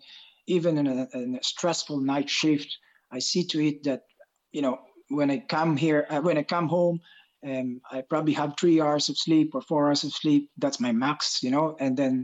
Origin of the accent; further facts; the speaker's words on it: Bacolod, Western Visayas, Philippines; moved away as an adult; also born or lived in Ireland; now in Dublin, Ireland; I originally came from the middle part of the Philippines, which is Bacolod City in Negros. I came to Ireland 20 years ago.